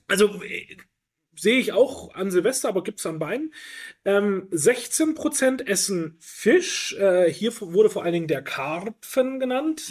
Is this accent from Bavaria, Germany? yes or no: yes; Franconia, Bavaria, Germany; ich komme traditionell auch eher aus der Brühe-Ecke als Franke